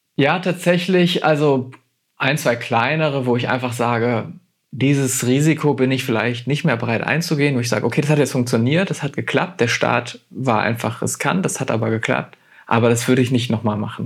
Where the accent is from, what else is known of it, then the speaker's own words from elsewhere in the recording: Germany; heißt Deutschland schon, schon weiterhin mein Heimatland